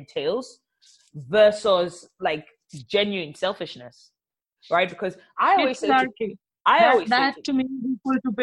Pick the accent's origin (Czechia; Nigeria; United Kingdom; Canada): Nigeria; I'm also from Nigeria where there's a lot of violence against women.